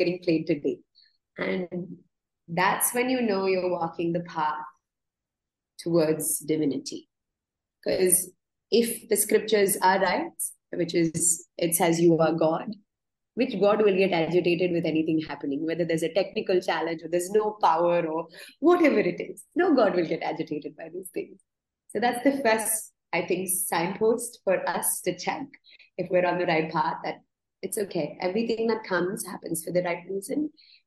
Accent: India; how I was brought up here in India.

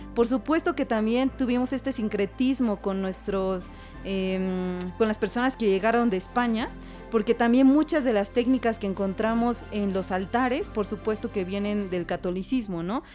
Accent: Oaxaca, Mexico; Como identidad que tengo en Oaxaca, nos enseñaron a ser comunidad

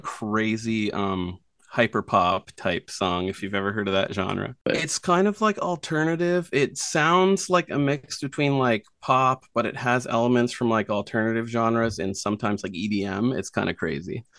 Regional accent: Nova Scotia, Canada; now in Prince Edward Island, Canada; I grew up in Nova Scotia and then, yeah, moved here.

